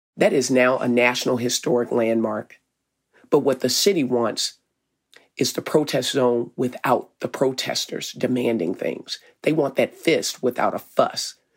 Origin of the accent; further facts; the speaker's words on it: Arkansas, United States; now in Minneapolis, United States; I'm from Arkansas.